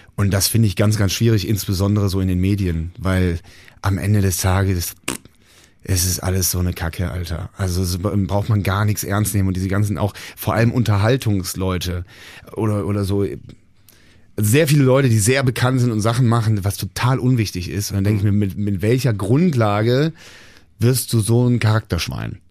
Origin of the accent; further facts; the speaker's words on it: Bonn, North Rhine-Westphalia, Germany; Bonn, meine Heimatstadt